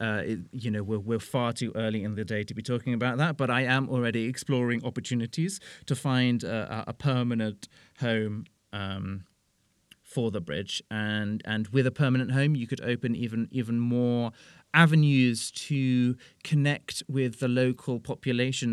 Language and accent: English; United Kingdom; moved away as an adult; now in Brussels, Belgium; I am British.